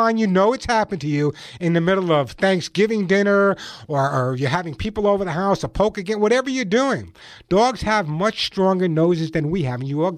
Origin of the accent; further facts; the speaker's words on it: Long Island, New York, United States; now in Santa Monica, United States; I grew up on Long Island, so I know what cold weather is all about